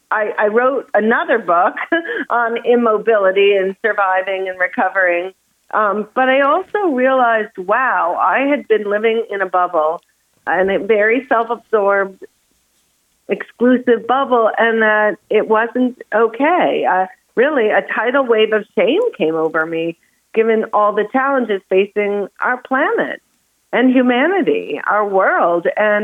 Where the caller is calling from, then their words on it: Santa Barbara, California, United States; I am in Santa Barbara, California.